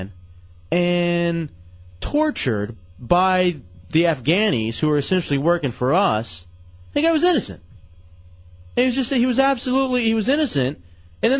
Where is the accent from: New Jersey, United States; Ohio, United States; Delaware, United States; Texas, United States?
Texas, United States; Lubbock; I was born in Lubbock. Lubbock, Texas